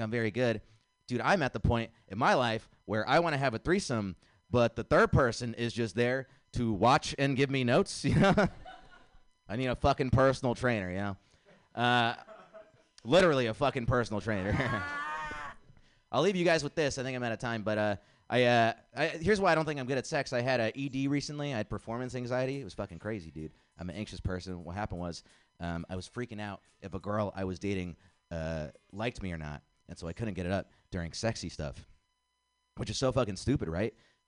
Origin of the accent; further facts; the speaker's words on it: India; I'm nice to meet you. I'm from India.